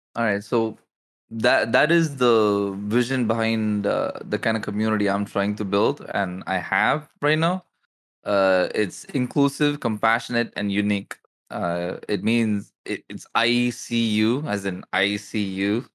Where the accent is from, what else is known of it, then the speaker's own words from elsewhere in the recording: India; I'm from India